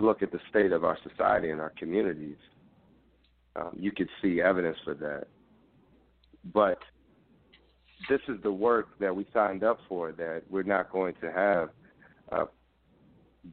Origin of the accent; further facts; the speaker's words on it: Philadelphia, Pennsylvania, United States; growing up in Philadelphia public schools